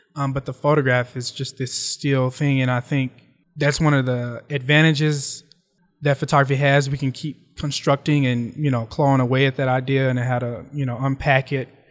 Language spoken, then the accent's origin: English; West Memphis, Arkansas, United States; now in New York, United States; I grew up in West Memphis, Arkansas, but I always had family in Memphis.